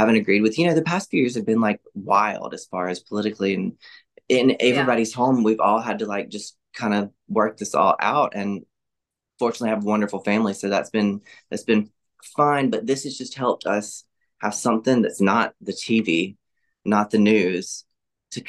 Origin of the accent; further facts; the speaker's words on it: Laurel, Mississippi, United States; I grew up in the Southern Baptist Church here in Laurel with my family